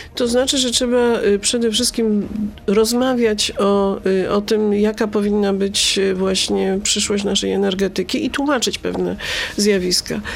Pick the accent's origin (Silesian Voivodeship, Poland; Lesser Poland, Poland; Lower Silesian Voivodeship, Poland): Lesser Poland, Poland; Brzeszcze; kopalnię Brzeszcze z mojej rodzinnej miejscowości